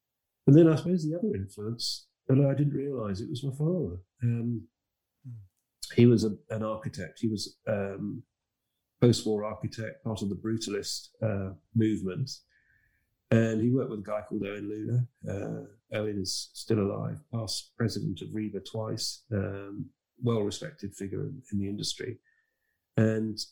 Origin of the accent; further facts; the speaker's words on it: Harrogate, Yorkshire and the Humber, United Kingdom; moved away as an adult; also born or lived in London; now in outside London, United Kingdom; I came from Harrogate in Yorkshire